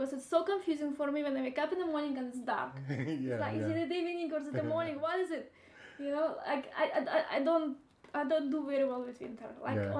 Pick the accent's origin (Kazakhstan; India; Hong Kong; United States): Kazakhstan; Almaty; moved away; Actually, I'm from Kazakhstan originally, but I'm Russian who lives in Kazakhstan. My parents are from Kazakhstan. It was in Almaty